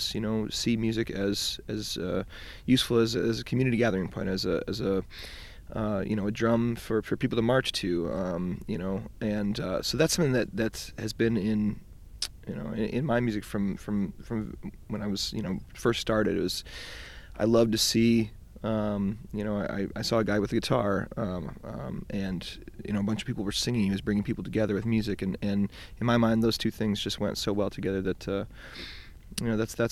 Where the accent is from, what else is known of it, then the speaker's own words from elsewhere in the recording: Detroit, Michigan, United States; I grew up in Detroit